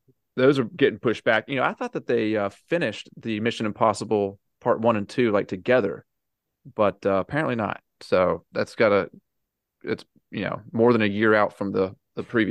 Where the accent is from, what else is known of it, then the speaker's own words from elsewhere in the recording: the South, United States; I'm from the South